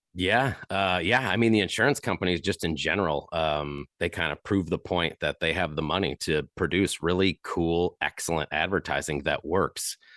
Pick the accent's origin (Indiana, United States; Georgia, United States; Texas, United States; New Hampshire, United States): Indiana, United States; Chesterton; born or raised there